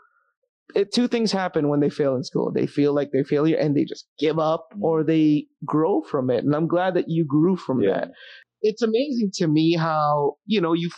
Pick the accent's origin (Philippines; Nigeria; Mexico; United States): Philippines; I'm Filipino